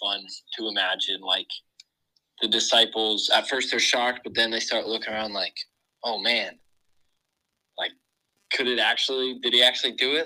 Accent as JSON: {"language": "English", "town": "Huntington Beach", "region": "California", "country": "United States", "tie": "born or raised there", "moved": "as an adult", "lives_now": "Indiana, United States", "said": "I grew up in Huntington Beach, California"}